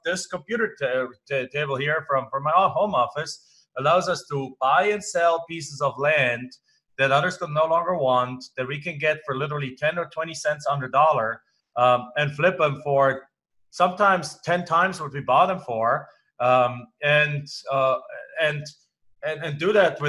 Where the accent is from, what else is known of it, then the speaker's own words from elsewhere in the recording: Germany; English is a second language; moved away as an adult; now in United States; I'm not from the United States. I live in the United States. I am an American citizen now, but I'm originally from Germany.